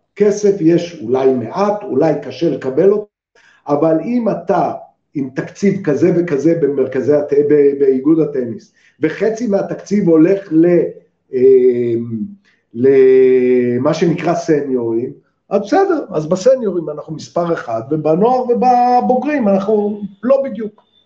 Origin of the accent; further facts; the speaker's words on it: Israel; אני ישראלי